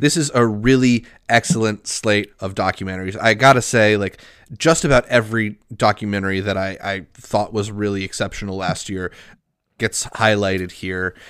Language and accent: English; United States; being an American